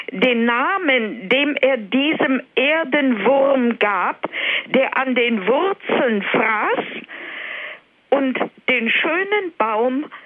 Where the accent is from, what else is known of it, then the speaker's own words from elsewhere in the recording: Silesian Voivodeship, Poland; born there; Ich bin auch in der Nähe von Beuthen geboren in Oberschlesien.